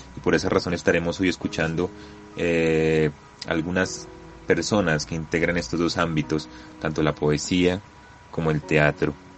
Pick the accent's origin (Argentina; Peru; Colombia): Colombia; como colombianos